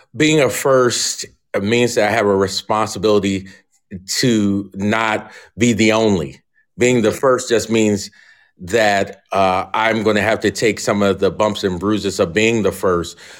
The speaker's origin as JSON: {"language": "English", "town": "Philadelphia", "region": "Pennsylvania", "country": "United States", "also_born_or_lived": "Alabama", "moved": "as an adult", "lives_now": "Moscow, Idaho, United States", "said": "I'm from the Philadelphia area"}